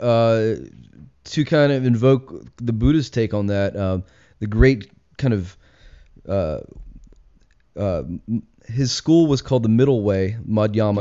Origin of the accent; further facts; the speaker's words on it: Richmond, Virginia, United States; I grew up in Richmond, um, born and raised